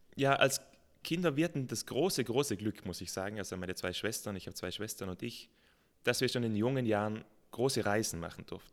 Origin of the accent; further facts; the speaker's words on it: South Tyrol, Trentino-Alto Adige, Italy; Natürlich bin ich in Südtirol aufgewachsen